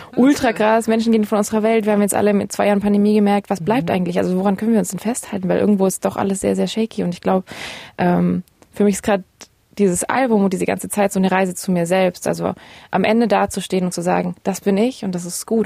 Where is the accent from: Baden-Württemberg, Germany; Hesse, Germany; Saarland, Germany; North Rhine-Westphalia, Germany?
Baden-Württemberg, Germany; Ravensburg; now in Berlin, Germany; bei meinen Eltern zu Hause in meiner Heimatstadt Ravensburg